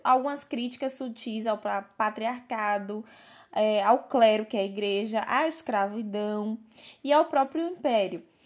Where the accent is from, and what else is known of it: Brazil